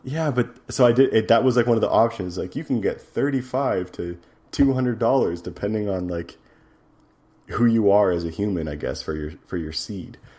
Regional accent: Edmonton, Alberta, Canada; my hometown, Edmonton

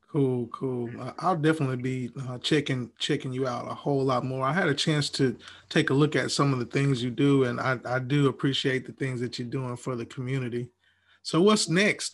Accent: Huntsville, Alabama, United States; moved away; I'm originally from Huntsville, Alabama, so we we say Coke

